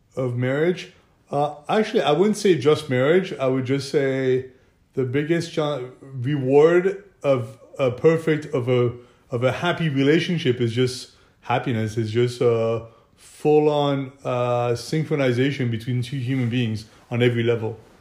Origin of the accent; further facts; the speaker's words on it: France; now in Monaco; I'm French. I was born in France